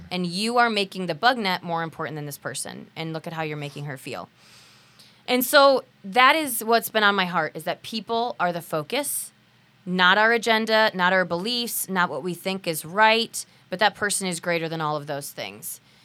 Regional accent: United States; We're American.

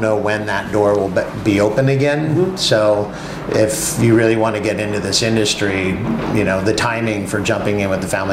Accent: Napa Valley, California, United States; growing up in the Napa Valley

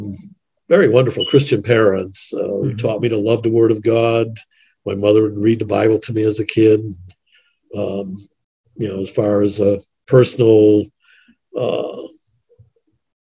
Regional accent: Chicago, Illinois, United States; also born or lived in Denver / Washington, D.C. / Kansas City / Indiana; I grew up in Chicago, actually.

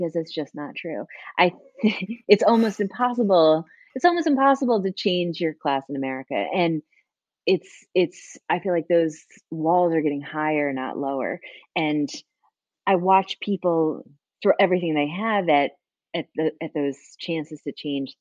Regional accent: Hudson Valley, New York, United States; I grew up in the Hudson Valley, the daughter of two teachers

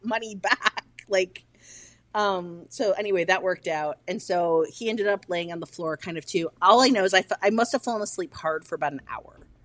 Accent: Midwest, United States; I am from the Midwest

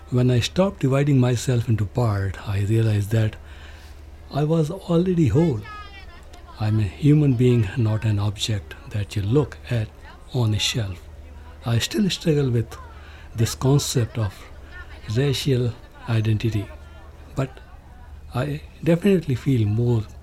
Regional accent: United Kingdom; I'm British and Punjabi.

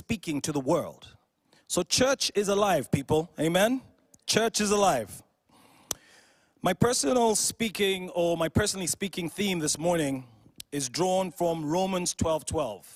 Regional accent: Uganda; I'm from Uganda in East Africa

